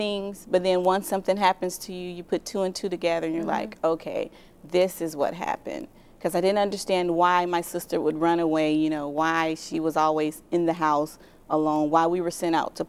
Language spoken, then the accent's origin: English; Indiana, United States; also born or lived in Tennessee; I was born in Tennessee. {S0} Yeah. {S1} And we moved to Indiana.